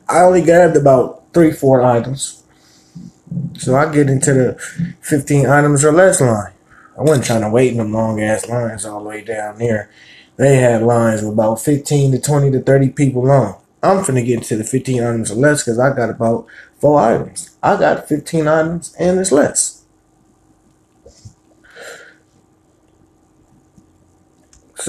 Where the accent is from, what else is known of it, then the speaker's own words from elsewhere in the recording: San Francisco, California, United States; I was born and raised in Hunters Point, San Francisco, California